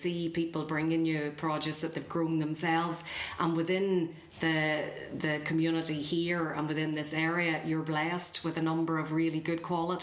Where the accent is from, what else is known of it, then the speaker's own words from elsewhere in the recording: Ballymena, Northern Ireland, United Kingdom; moved away as an adult; also born or lived in Belfast; now in West Limerick, Ireland; I'm from Ballymena and I lived in Belfast for years